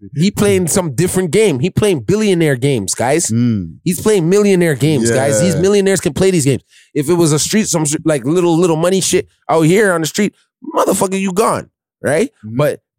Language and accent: English; Chicago, Illinois, United States; You can't stop me. I'm from Chicago.